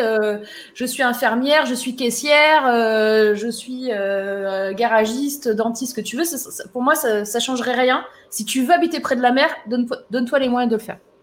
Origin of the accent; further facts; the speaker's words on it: Var, Provence-Alpes-Côte d'Azur, France; moved away; moi, je suis du sud à la base, tu vois, je suis du Var